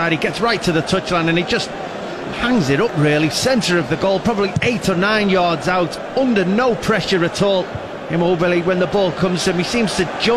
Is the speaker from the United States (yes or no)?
no; England, United Kingdom